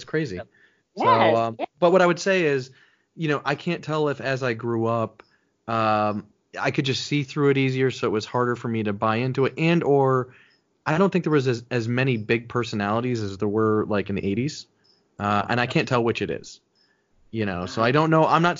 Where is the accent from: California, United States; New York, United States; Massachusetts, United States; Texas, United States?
New York, United States; also born or lived in South Florida; Upstate New York, mainly. So, we moved around a little bit, but I'm a New Yorker.